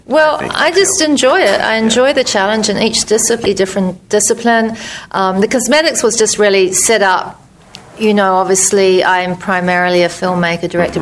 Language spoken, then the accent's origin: English; Christchurch, Canterbury, New Zealand; moved away as an adult; also born or lived in New York; My hometown was destroyed by earthquakes